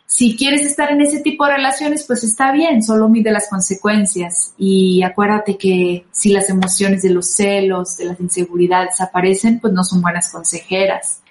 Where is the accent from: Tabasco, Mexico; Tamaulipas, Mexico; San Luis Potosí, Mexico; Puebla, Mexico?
San Luis Potosí, Mexico; Rioverde; moved away as an adult; now in Mexico City, Mexico; soy de Río Verde, San Luis Potosí, pero los últimos 10 años antes de venirme a la Ciudad de México viví en San Luis Potosí